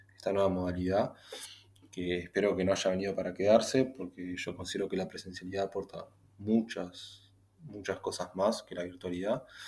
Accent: Uruguay; como, como uruguayo

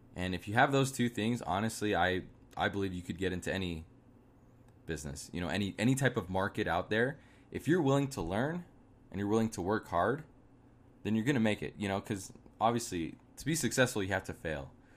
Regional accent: Arizona, United States; I'm from Arizona.

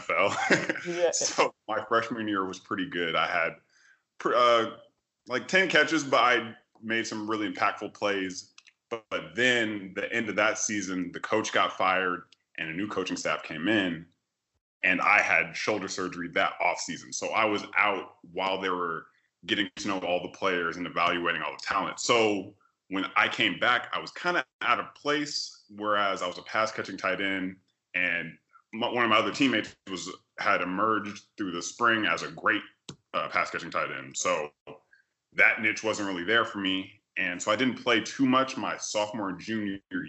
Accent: Sacramento, California, United States; moved away as an adult; also born or lived in Miami, Florida; I'm from Sacramento, California

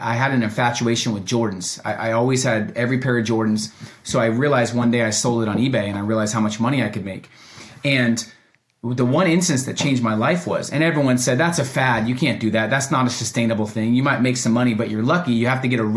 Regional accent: Oregon, United States; also born or lived in Oakland, California; I was born in Oakland, California for the first three, four years. And then I moved to Oregon. So being raised in Oregon

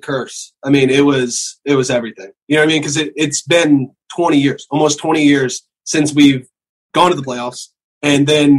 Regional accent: the South, United States; I come from the South

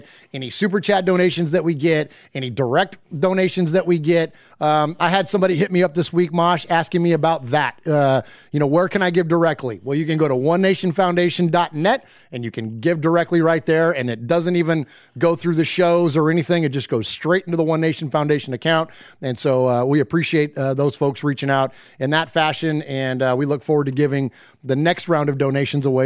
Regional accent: Bay Area, California, United States; also born or lived in Chico, California; now in Middle Tennessee, United States; we're originally from the Bay Area, but we now live in Middle Tennessee

